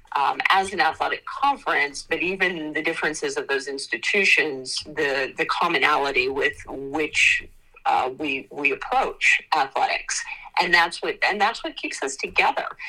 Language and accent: English; United States; I grew up outside of Washington D.C.